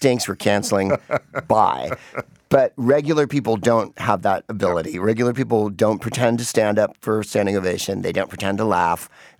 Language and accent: English; San Francisco, California, United States; I'm from San Francisco, was a San Francisco guy.